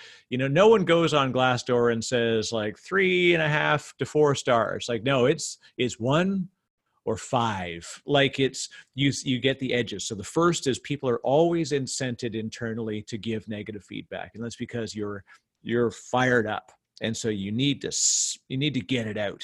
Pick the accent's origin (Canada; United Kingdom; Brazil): Canada; as a Canadian